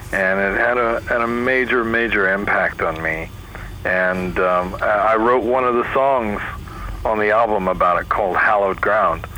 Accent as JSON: {"language": "English", "region": "New York", "country": "United States", "moved": "yes", "lives_now": "California, United States", "said": "I'm from New York originally"}